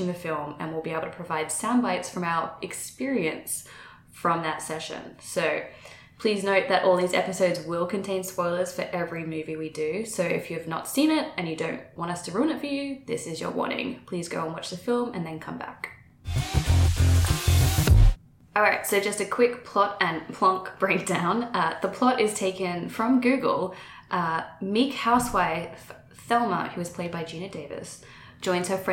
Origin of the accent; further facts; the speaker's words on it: Brisbane, Queensland, Australia; moved away as an adult; also born or lived in London; now in Austin, United States; I'm originally from Brisbane, Australia